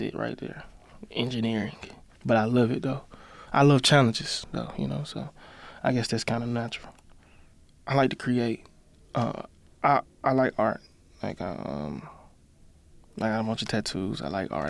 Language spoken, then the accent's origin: English; Birmingham, Alabama, United States; at home in Birmingham, my hometown